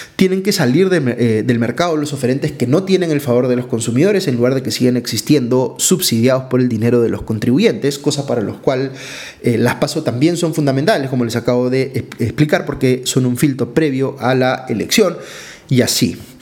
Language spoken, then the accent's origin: Spanish; Peru; como peruano